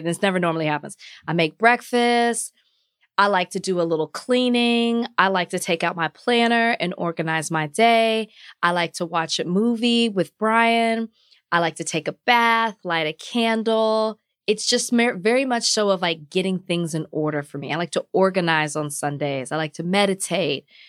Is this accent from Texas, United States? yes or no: yes; Dallas, Texas, United States; moved away; where I grew up in Oak Cliff